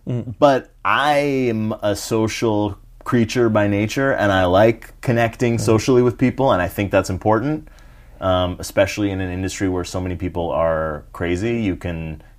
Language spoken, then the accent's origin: English; Canada; And I'm Canadian.